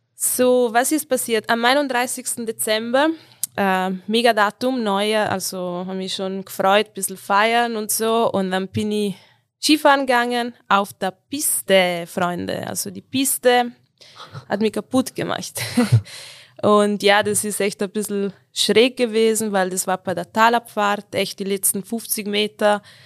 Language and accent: German; South Tyrol, Trentino-Alto Adige, Italy; moved away as an adult; now in Tyrol, Austria; Ich komme aus Südtirol, äh, aus den Dolomiten, aber ich bin schon acht Jahre in Tirol mittlerweile